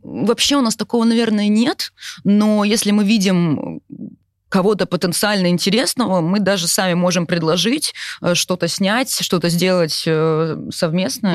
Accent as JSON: {"language": "Russian", "town": "Yaroslavl", "region": "Yaroslavl Oblast", "country": "Russia", "tie": "born or raised there", "moved": "yes", "lives_now": "Moscow, Russia", "said": "я, например, из Ярославля, но в Москве мы давно, да, мы живем в Москве, но, например, у меня куча одноклассников"}